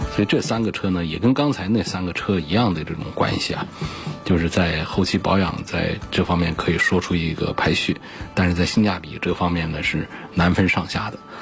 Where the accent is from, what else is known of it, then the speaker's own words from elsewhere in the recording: Hubei, China; 我们湖北这边